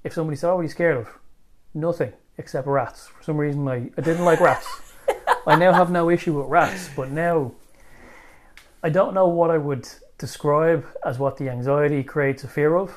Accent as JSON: {"language": "English", "country": "Ireland", "also_born_or_lived": "Bulgaria", "said": "moving home and reintegrating into Irish life"}